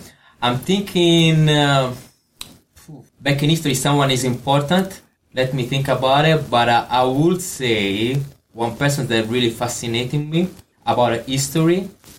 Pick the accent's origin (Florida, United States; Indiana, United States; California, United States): Florida, United States; now in Australia; I come from Florida, there is so much culture, there is so much history, and when I came here in Australia